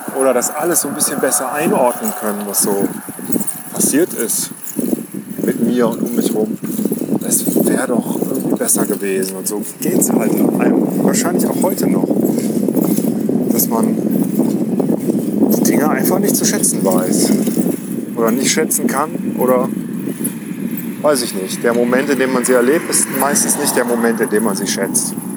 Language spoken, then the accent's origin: German; village near Cologne, North Rhine-Westphalia, Germany; wir sind äh, dörflich groß geworden